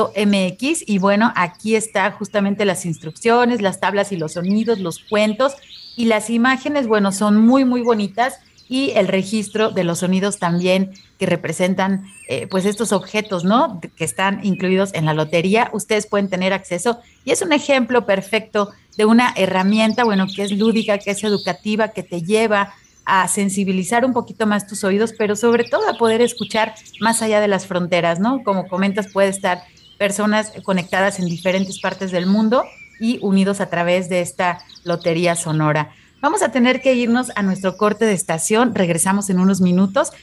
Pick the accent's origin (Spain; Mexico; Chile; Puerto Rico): Mexico; nos da identidad a nosotros como cultura mexicana